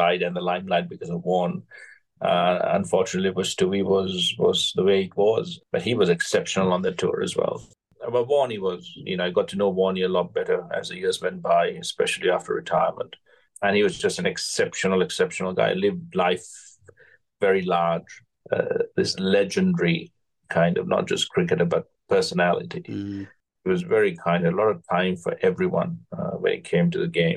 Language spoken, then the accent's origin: English; Kandy, Central Province, Sri Lanka; I was brought up in Kandy, which had green wickets, which was raining all the time